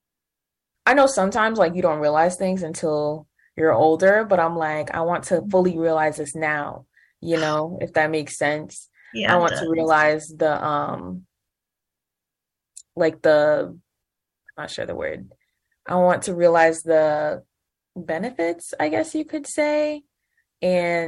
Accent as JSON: {"language": "English", "region": "Connecticut", "country": "United States", "tie": "born or raised there", "said": "we grew up in Connecticut"}